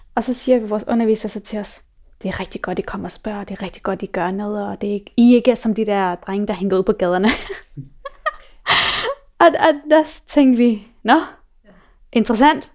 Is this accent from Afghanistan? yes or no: yes; Afghanistan; now in Denmark; mig og min mor, vi er fra Afghanistan